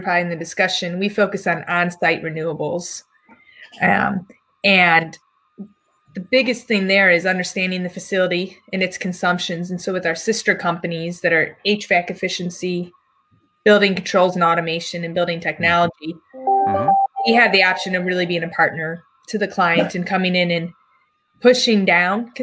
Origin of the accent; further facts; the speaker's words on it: Illinois, United States; also born or lived in Pittsburgh; now in Indiana, United States; I grew up in the Midwest, in Illinois